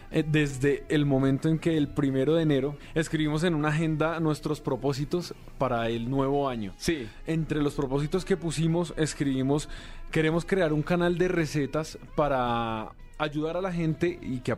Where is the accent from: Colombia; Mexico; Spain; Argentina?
Colombia; yo soy de Colombia y Erwin de Venezuela